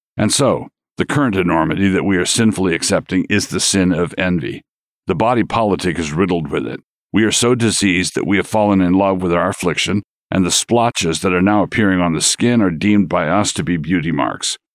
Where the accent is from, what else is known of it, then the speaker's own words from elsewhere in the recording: San Diego, California, United States; I was born in the Naval Hospital at San Diego.